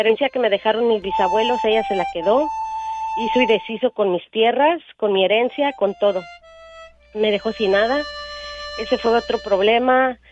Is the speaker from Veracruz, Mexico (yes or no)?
no; Mexico City, Mexico; soy de la Ciudad de México